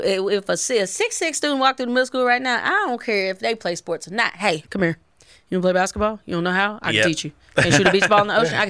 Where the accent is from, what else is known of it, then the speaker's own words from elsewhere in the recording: Tennessee, United States; but I grew up in Tennessee